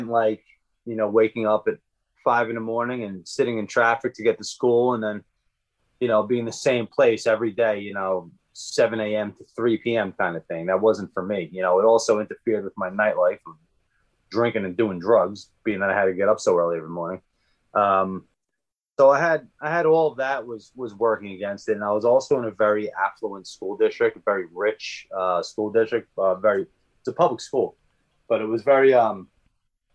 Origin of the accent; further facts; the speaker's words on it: Long Island, New York, United States; I grew up on Long Island